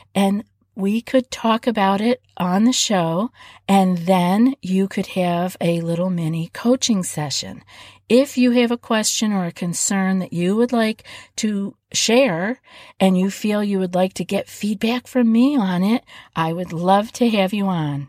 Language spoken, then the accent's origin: English; East Coast, United States; moved away; I'm from the East Coast